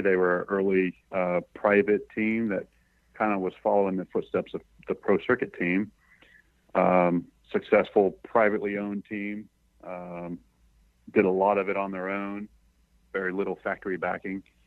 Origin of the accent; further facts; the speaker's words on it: East Coast, United States; moved away; I'm from the East Coast